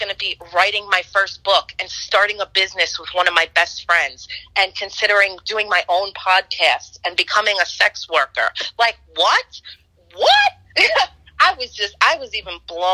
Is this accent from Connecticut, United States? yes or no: no; New York City, New York, United States; growing up in Roman Catholic Brooklyn, New York